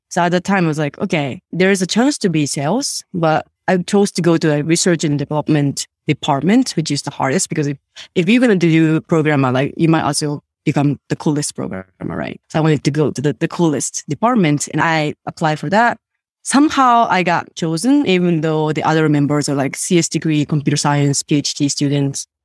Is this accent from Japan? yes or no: yes; Japan; first language Japanese; English is a second language; moved away as an adult; also born or lived in Sweden; I grew up in Japan. I actually grew up in, like, very, very small town.